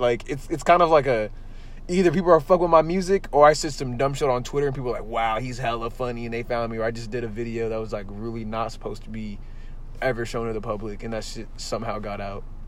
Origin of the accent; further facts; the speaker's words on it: San Jose, California, United States; I'm from San Jose and like the city is so like it's big but not big enough to be like